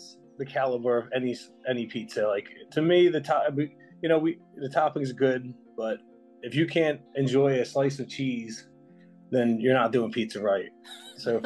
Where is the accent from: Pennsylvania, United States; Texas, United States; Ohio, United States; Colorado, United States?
Pennsylvania, United States; Philadelphia; moved away as an adult; now in Louisville, United States; I worked in pizzerias a lot in my life, being younger in Philadelphia. So went back home